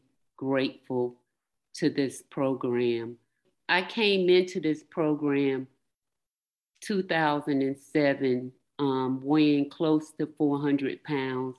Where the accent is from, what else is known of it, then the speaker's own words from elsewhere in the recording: North Carolina, United States; moved away; I'm from North Carolina. I grew up in North Carolina